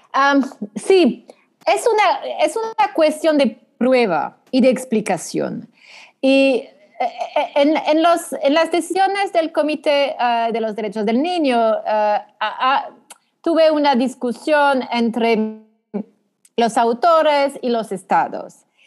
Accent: France; accent: French; Spanish is a second language; Soy francesa. Soy francesa

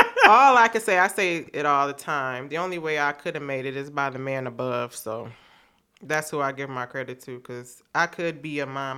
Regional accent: Beach Park, Illinois, United States; we grew up in Beach Park.

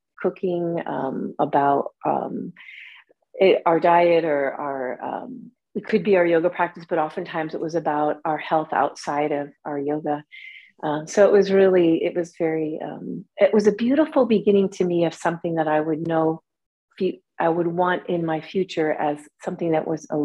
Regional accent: Michigan City, Indiana, United States; moved away as an adult; also born or lived in Kyoto, Japan; I'm from a town called Michigan City, Indiana

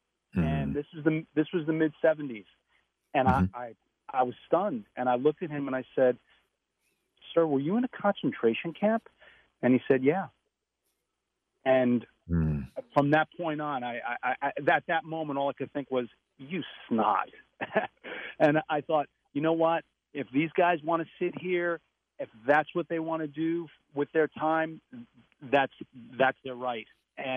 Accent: New York City, New York, United States; now in Harrisburg, United States; I was a teenager growing up in New York City

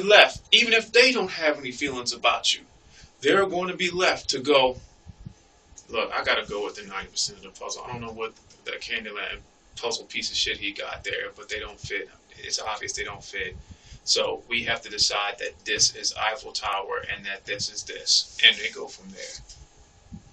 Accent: Philadelphia, Pennsylvania, United States; I've been stabbed growing up in Philly

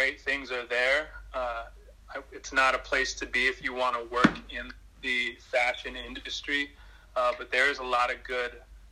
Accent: Bay Area, Northern California, United States; also born or lived in Beaverton, Oregon / Seattle, Washington; now in New York, United States; I grew up in Northern California, in the Bay Area, and spent a lot of time there before I moved to the Northwest, in the Seattle area. And I was actually born in Beaverton, Oregon

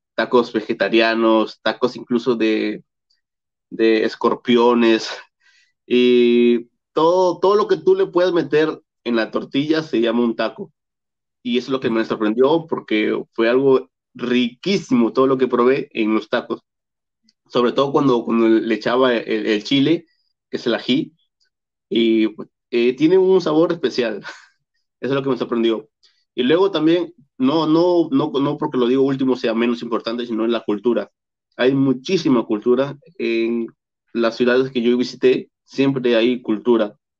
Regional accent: Peru; como peruano

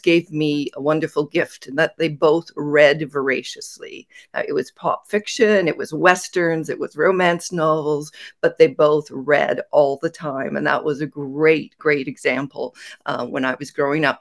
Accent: Sudbury, Ontario, Canada; I grew up in northern Ontario. I was born in Sudbury

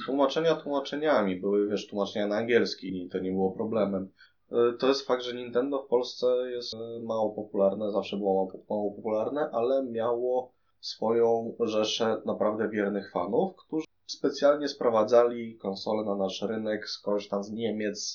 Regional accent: Poland; jestem z Polski

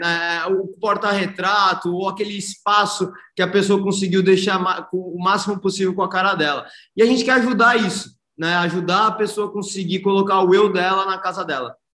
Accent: Santos, São Paulo, Brazil; moved away as an adult; now in São Paulo, Brazil; Eu sou nascido e criado em Santos eu fui para São Paulo para estudar administração de empresas na GV

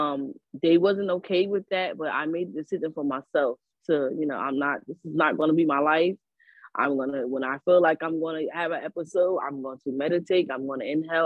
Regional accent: Newark, New Jersey, United States; I'm from Newark.

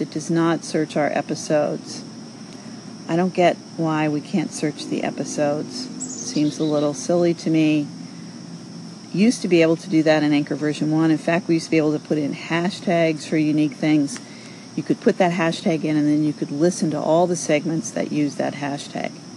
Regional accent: New York City, New York, United States; moved away; I'm from New York originally

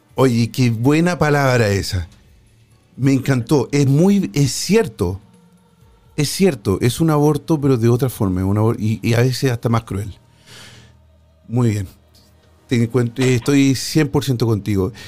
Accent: Chile; en mi país, en Chile

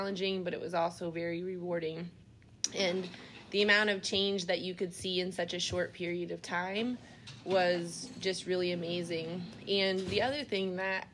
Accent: Iowa, United States; I grew up in Iowa

